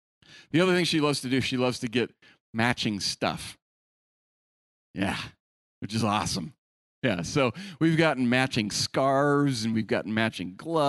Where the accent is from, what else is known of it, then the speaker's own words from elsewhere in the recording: California, United States; born there; Okay, I was born in the Bay Area. We love the Niners.